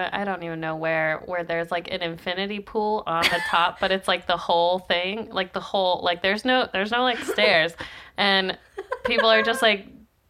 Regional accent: Michigan, United States; moved away; also born or lived in Tennessee; No, I'm from Michigan. Okay. I have family in Arizona, and I've lived in Tennessee also.

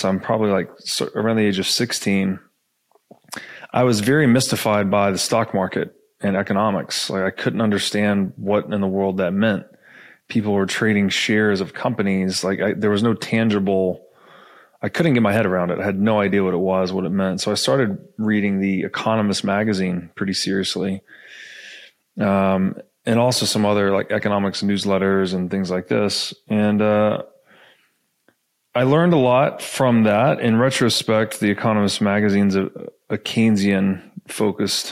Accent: Tennessee, United States; I grew up in Tennessee

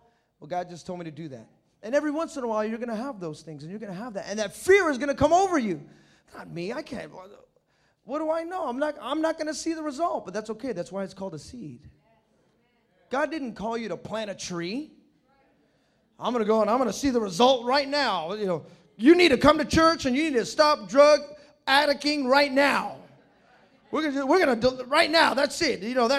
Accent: New York, United States; I'm just a drug addict. What? I'm from New York. You want me to go to L.A.?

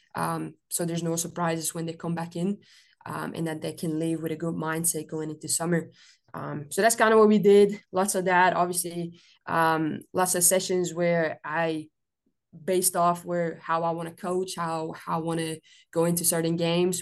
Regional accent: Belgium; moved away as an adult; now in United States; I'm originally from Belgium

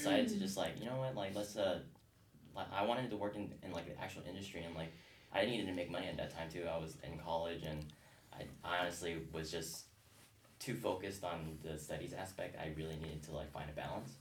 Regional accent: San Jose, California, United States; now in San Diego, United States; I'm from San Jose, California

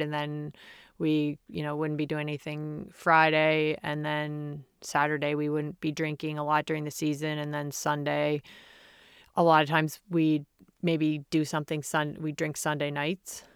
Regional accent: Prince Edward Island, Canada; Growing up in Prince Edward Island, the smallest province in Canada

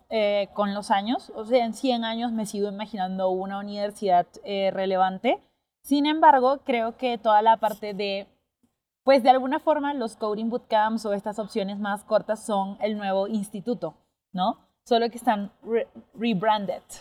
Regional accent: Colombia; born there; Sí, sí, yo nací en Colombia.

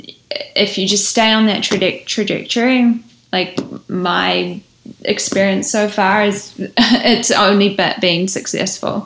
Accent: New Zealand; we are all from New Zealand

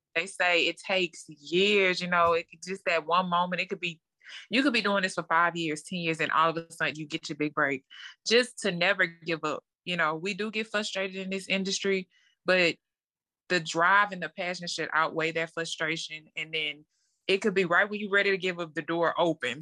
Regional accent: Lake Charles, Louisiana, United States; So, I'm from Lake Charles, Louisiana. It's a small town, um, born and raised there

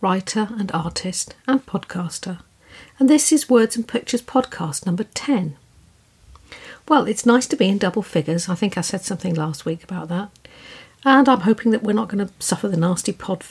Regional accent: southern England, United Kingdom; accent: soft little southern English; I'm British, as you can hear. And I have this soft little southern English accent.

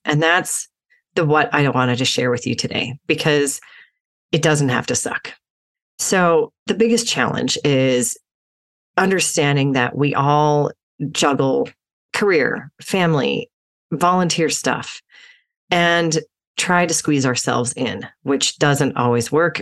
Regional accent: Utah, United States; I grew up in Utah as an athlete

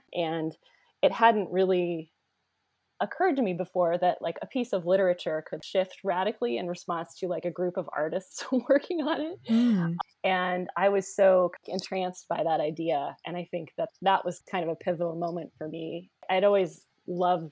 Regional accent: Omaha, Nebraska, United States; moved away as an adult; also born or lived in Chicago; now in Louisville, United States; I'm originally from Omaha, Nebraska. I'm a Midwesterner.

